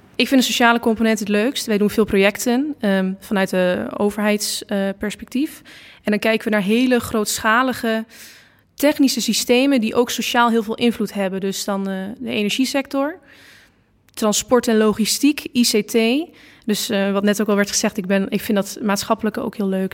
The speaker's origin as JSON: {"language": "Dutch", "town": "Losser", "region": "Overijssel", "country": "Netherlands", "said": "ik kom uit Losser"}